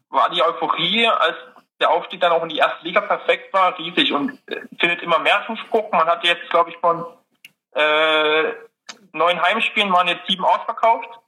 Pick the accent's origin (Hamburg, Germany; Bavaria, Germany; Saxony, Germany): Saxony, Germany; Dresden; now in Gelsenkirchen, Germany; Ja, ich bin gebürtiger Dresdner und ja, ist meine Heimatstadt und da fühle ich mich auch wohl und zu Hause, aber bin jetzt fürs Studium nach Gelsenkirchen gezogen.